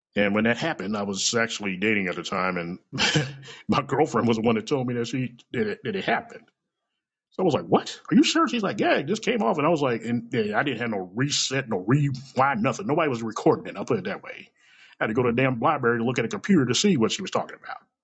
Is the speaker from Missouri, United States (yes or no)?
yes; Kansas City, Missouri, United States; I was born and raised in this bitch. Okay, I was born in Truman Hospital, which is like about maybe five or ten miles down the road from me